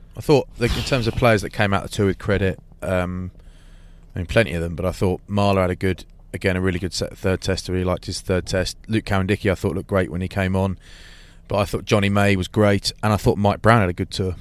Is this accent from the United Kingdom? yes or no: yes; England, United Kingdom; I'm English